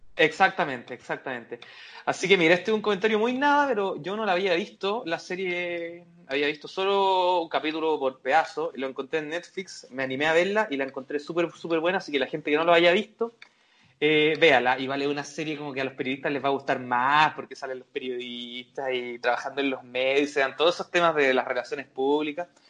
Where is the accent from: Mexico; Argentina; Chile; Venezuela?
Chile